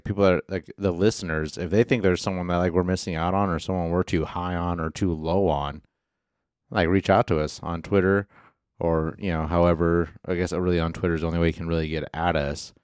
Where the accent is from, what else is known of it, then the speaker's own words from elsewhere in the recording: the Northwest, Pacific Northwest, United States; we're from the Northwest